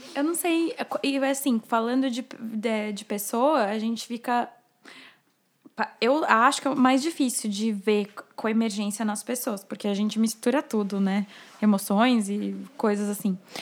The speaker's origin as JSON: {"language": "Portuguese", "town": "São Caetano do Sul", "region": "São Paulo", "country": "Brazil", "tie": "born or raised there", "said": "Eu nasci em São Paulo, mas eu vivi a minha vida toda em São Caetano do Sul, minha família é de lá"}